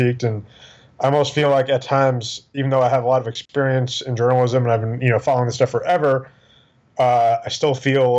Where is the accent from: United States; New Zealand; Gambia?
United States; New York; born or raised there; also born or lived in Pennsylvania; now in Houston, United States